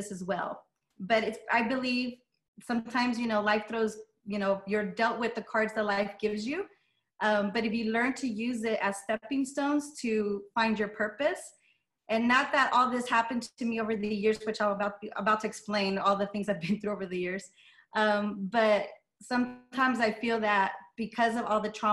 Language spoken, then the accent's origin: English; Las Vegas, Nevada, United States; first language Spanish; English is a second language; I'm born and raised in Las Vegas